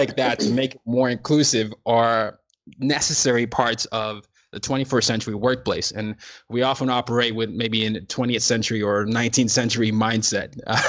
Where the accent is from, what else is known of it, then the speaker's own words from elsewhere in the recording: Nigeria; And I'm from Nigeria and the culture is a little different.